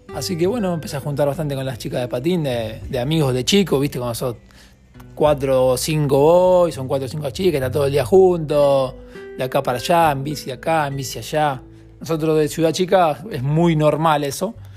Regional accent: Casilda, Santa Fe, Argentina; de Casilda, Santa Fe, argentino

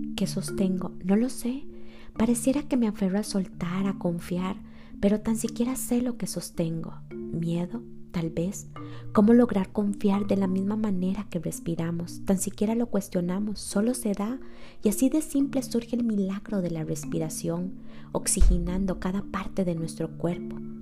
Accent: Costa Rica; Yo soy de Costa Rica, catalogado como uno de los países más felices del mundo

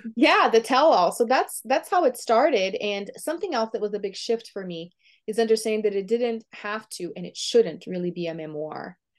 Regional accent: Brazil; first language Portuguese; English is a second language; moved away; I was born and raised in Brazil, Um, so my first language is Portuguese

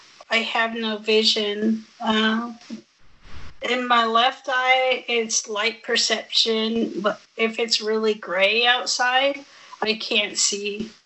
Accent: United States; Born and raised.

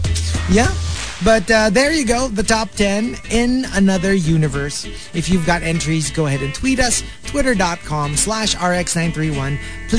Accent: Philippines; I'm Filipino

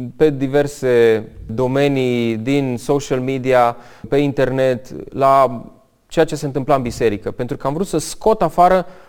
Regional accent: Romania; also born or lived in United States; m-a făcut să mă întorc înapoi în România pentru că mi-era și foarte dor de casă. Mi-am dat seama că sunt legat de România

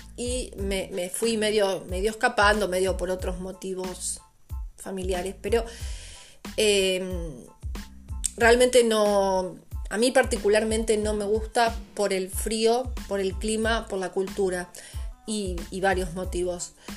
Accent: Argentina; moved away as an adult; also born or lived in La Plata; now in Portugal; yo salí de Argentina en agosto del 2019 sin pasaje de ida

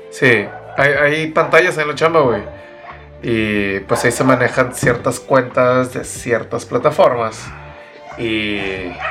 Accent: Mexico; Yo estoy siendo un mal mexicano entonces, güey.

